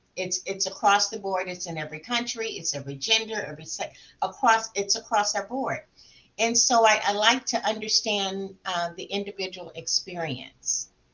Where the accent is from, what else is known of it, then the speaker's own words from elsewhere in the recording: South Florida, United States; moved away as an adult; also born or lived in Alabama / Atlanta; I grew up in South Florida and I went to school in the deep South, Alabama.